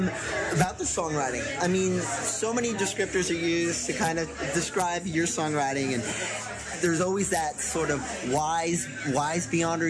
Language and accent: English; San Francisco, California, United States; sitting here with you in San Francisco, my hometown.